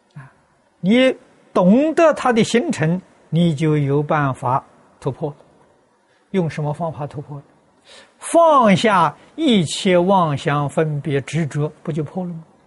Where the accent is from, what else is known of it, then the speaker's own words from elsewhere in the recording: China; 我们中国人